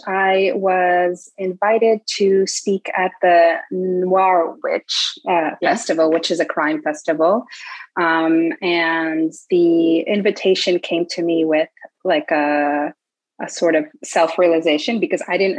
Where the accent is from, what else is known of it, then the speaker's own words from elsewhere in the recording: Paris, Île-de-France, France; because I come from Paris and it's a very big city